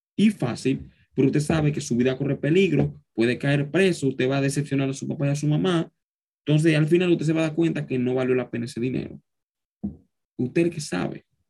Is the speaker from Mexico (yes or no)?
no; Dominican Republic; joven dominicano que soy